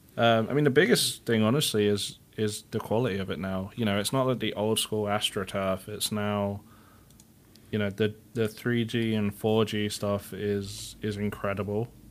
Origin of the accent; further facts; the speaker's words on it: England, United Kingdom; now in United States; my hometown's only, like, three hundred thousand people